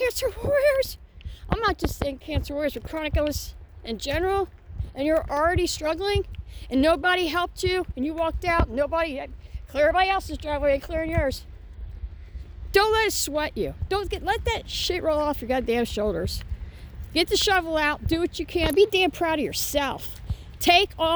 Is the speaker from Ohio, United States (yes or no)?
yes; Ohio, United States; now in Indiana, United States; back to my hometown state of Ohio